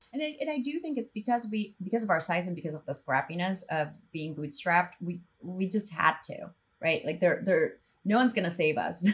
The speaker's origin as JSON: {"language": "English", "country": "El Salvador", "tie": "born or raised there", "also_born_or_lived": "northern Mexico / New York", "moved": "as an adult", "said": "I'm from El Salvador, so grew up there"}